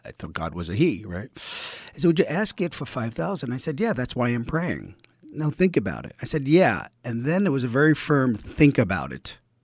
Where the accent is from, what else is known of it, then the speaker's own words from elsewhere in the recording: New York City, New York, United States; accent: East Coast; I grew up in Brooklyn in, uh, Bensonhurst, the blue collar family